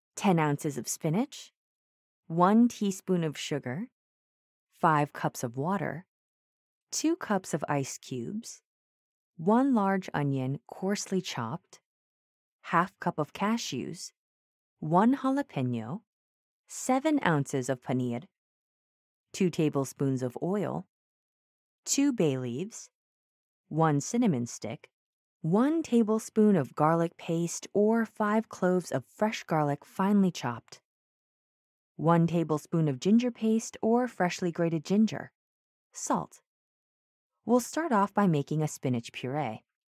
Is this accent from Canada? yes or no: no; Mumbai, Maharashtra, India; I hail from Mumbai